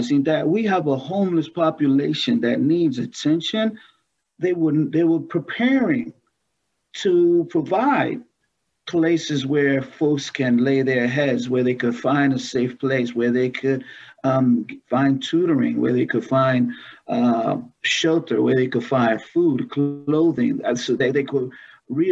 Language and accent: English; New York City, New York, United States; born or raised there